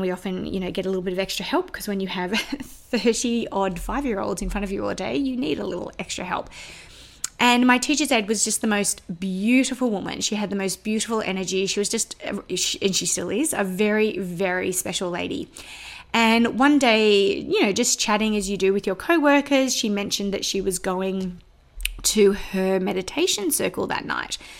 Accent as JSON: {"language": "English", "town": "Sydney", "region": "New South Wales", "country": "Australia", "tie": "born or raised there", "accent": "Australian", "moved": "yes", "said": "I was born and bred in Sydney in the northwest suburbs."}